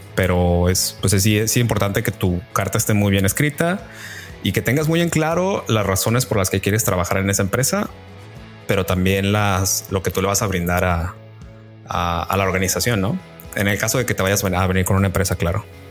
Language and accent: Spanish; Guadalajara, Jalisco, Mexico; moved away as an adult; also born or lived in Sudbury, Ontario; now in Vancouver, Canada; yo soy de Guadalajara. Tengo en Vancouver viviendo ya un poco más de dos años